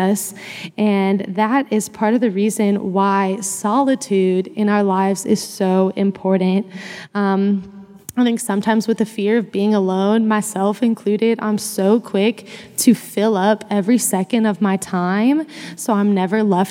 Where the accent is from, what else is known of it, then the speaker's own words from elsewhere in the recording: Missouri, United States; moved away as an adult; now in Fort Worth, United States; I grew up in Missouri